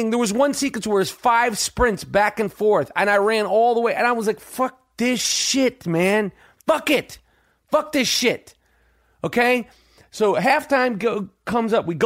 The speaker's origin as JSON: {"language": "English", "country": "Canada", "said": "I'm I'm Canadian, and I could probably I probably played hockey."}